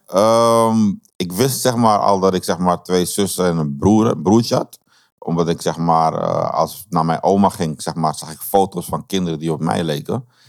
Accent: Amsterdam, North Holland, Netherlands; moved away; also born or lived in Ede; ik ben opgegroeid in Amsterdam-West, in Slotermeer

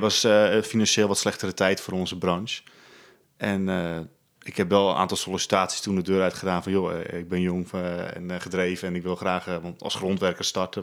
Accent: Spierdijk, North Holland, Netherlands; Ik eh, ben geboren in eh, Spierdijk. Dat is een heel klein dorpje in de kop van Noord-Holland

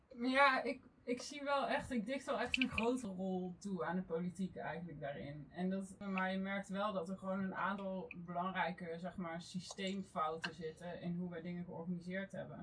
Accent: North Brabant, Netherlands; now in The Hague, Netherlands; En ik kom oorspronkelijk uit Brabant. Dus vandaar dat je niet echt een Haags accent zult terughoren vandaag.

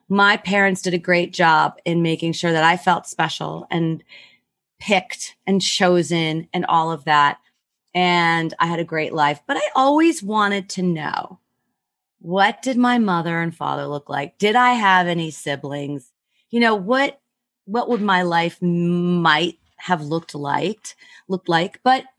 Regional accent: Rochester, United States; born there; And no, I knew I was born in Rochester, and I did all this research.

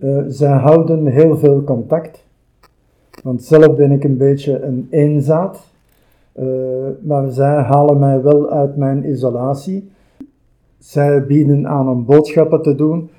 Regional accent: Antwerp or Brasschaat, Flanders, Belgium; also born or lived in Turnhout; now in Kapellen, Belgium; heel mijn leven gewoond in Antwerpen of in Vaschaat en nu recent in Kapellen

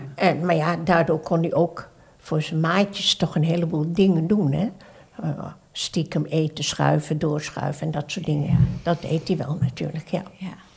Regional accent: Surabaya, East Java, Indonesia; now in Netherlands; ben geboren in Surabaya, ah. Oost-Java

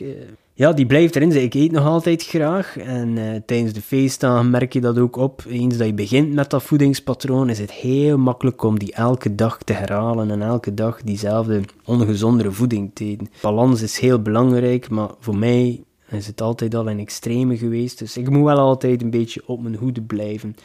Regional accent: Ostend, Flanders, Belgium; ik ben van Oostende, van de zee

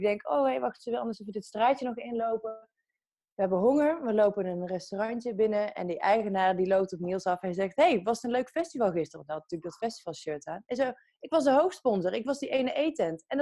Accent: Breda, North Brabant, Netherlands; now in Utrecht, Netherlands; Ik ben opgegroeid in Brabant.

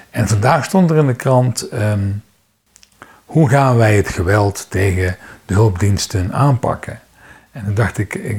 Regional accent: Netherlands; Ehm, ik ben nog een van de Nederlanders die geabonneerd is op een krant.

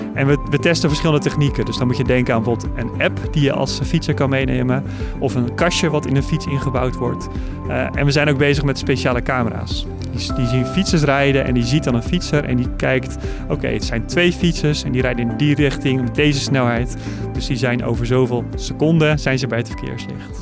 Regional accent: Netherlands

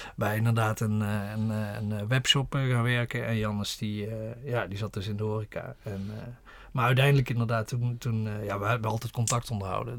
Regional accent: a village near Horst, North Limburg, Netherlands; kom oorspronkelijk uit Zwolle bij Horst in de buurt

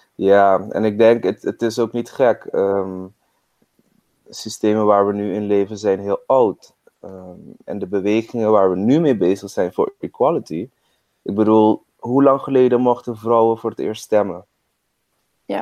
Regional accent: Curaçao; ik ben op Curaçao opgegroeid

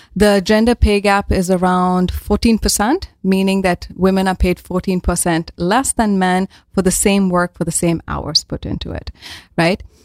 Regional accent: India; moved away as an adult; now in Netherlands; I'm from India and I moved to the Netherlands around now eight years ago already

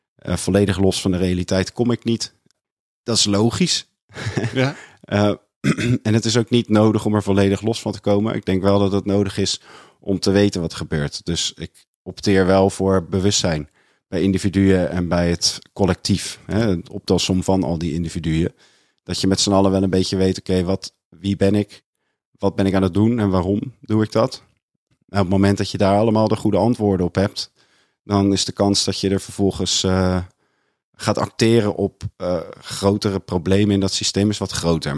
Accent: Maassluis, South Holland, Netherlands; accent: rough Rotterdam and broad Westland

